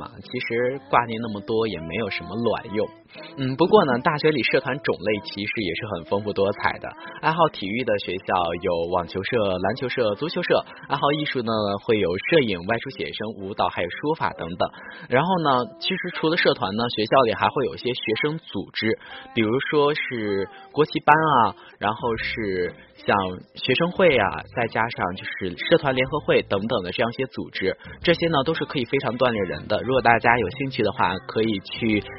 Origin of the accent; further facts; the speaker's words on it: northern China, China; 南方的这种生活环境真的不是很适合我这一个从北方来到这儿的汉子